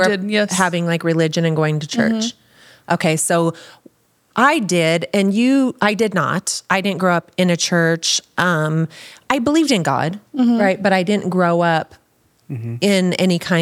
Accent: Wyoming, United States; also born or lived in Arizona; I grew up in Wyoming and lived between Wyoming and Arizona

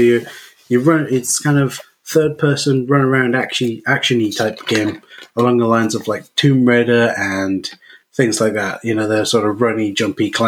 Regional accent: United Kingdom; I'm British

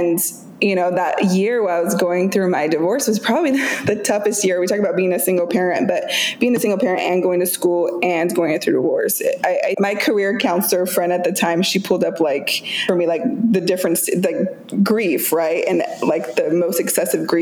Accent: just outside of Boise, rural Idaho, United States; moved away as an adult; now in Seattle, United States; So I grew up in rural Idaho, just outside of Boise.

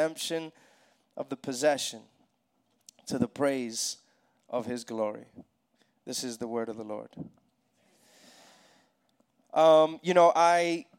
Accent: New York City, New York, United States; moved away as an adult; now in Atlanta, United States; I'm from New York City originally. My wife and I and our kids moved here to Atlanta.

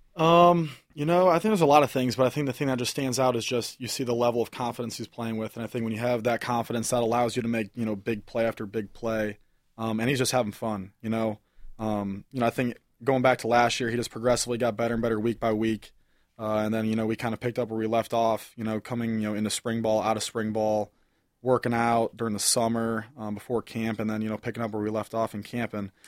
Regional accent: Ohio, United States; moved away as an adult; I'm from Ohio. I'm not from Michigan

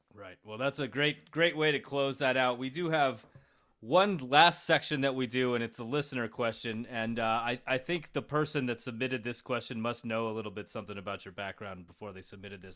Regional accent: Colorado, United States; growing up in Colorado

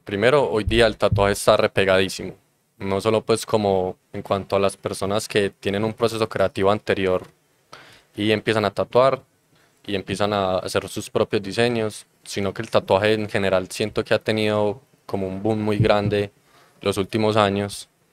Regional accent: Copacabana, Antioquia, Colombia; yo soy de Copacabana

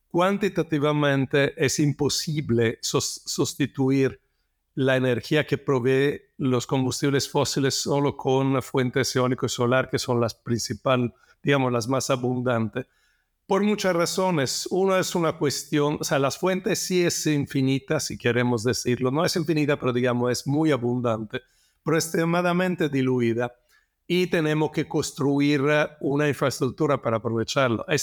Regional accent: Italy; now in Mexico; Bueno, yo soy de origen italiana, eh, siempre me gustó la naturaleza y entonces estudié geología porque me gustaba también viajar, los paisajes, la naturaleza de, otros países. Me vine a México hace 28 años

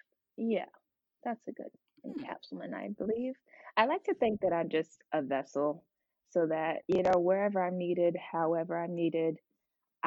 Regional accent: Virginia Beach, Virginia, United States; also born or lived in Newark, New Jersey; I was born in Newark, New Jersey, but grew up most of my life in Virginia Beach, Virginia, 757

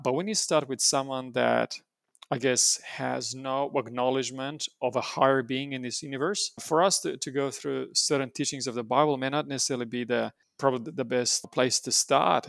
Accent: Romania; now in New South Wales, Australia; I was born and raised in Romania

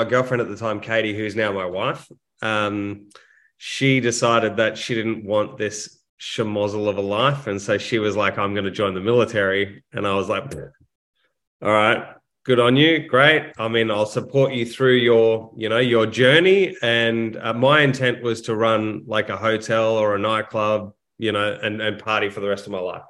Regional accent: Brisbane, Queensland, Australia; also born or lived in Canberra; I grew up in Brisbane to a middle-class family

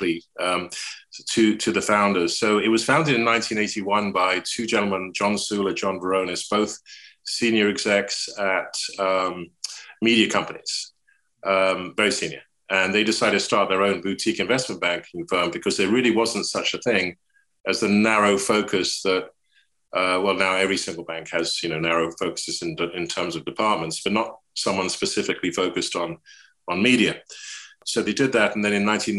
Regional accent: England, United Kingdom; accent: English; moved away as an adult; now in United States; I'm English, you can hear, but I've lived in the States for over 40 years. Kept my accent

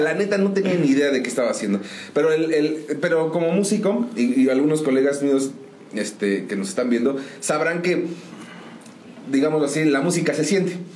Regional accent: San Juan del Río, Querétaro, Mexico; Pues yo soy originario de aquí de San Juan del Río. Aquí nacidito en uno de los hospitales

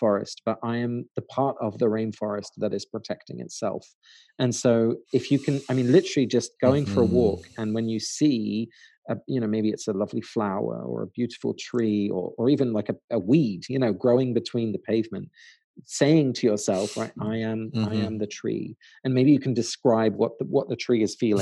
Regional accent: England, United Kingdom; now in United States; my parents are Dutch. I was born and raised in England. So I always had that kind of split of two homelands. And then now I live in America.

